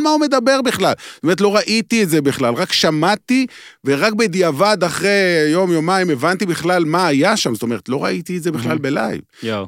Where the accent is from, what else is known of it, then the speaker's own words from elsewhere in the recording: Beersheba, Southern District, Israel; אני גדלתי בבאר שבע